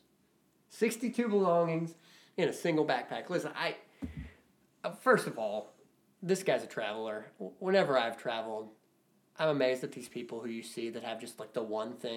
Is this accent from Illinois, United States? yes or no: yes; Shawnee National Forest, Illinois, United States; I grew up in the Shawnee National Forest, so we've got trees